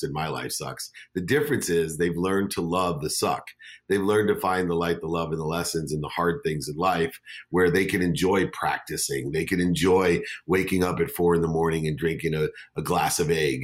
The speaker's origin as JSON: {"language": "English", "town": "San Diego", "region": "California", "country": "United States", "tie": "born or raised there", "also_born_or_lived": "Akron, Ohio", "said": "I moved from Akron, Ohio to San Diego."}